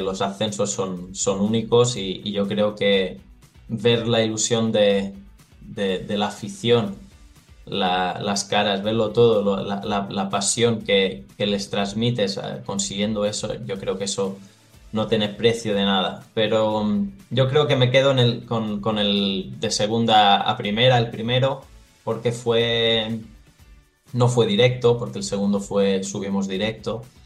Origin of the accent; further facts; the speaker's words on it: Porreres, Balearic Islands, Spain; moved away as an adult; now in Thessaloniki, Greece; empecé a, crecer en el, en el Porreras, que, bueno, es, es, mi pueblo